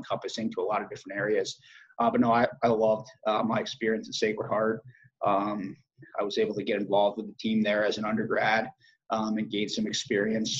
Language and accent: English; Madison, Connecticut, United States; also born or lived in Branford, Connecticut; I grew up in Madison, Connecticut.